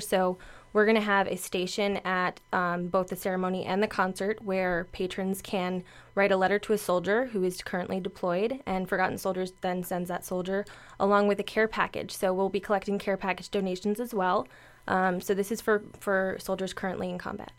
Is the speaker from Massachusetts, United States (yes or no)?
no; Boca Raton, Florida, United States; I'm a Boca native